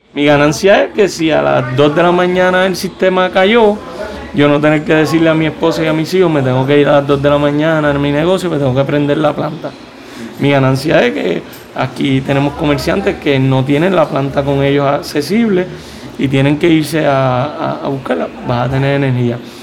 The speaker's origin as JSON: {"language": "Spanish", "town": "Adjuntas", "country": "Puerto Rico", "said": "somos íconos en nuestro pueblo"}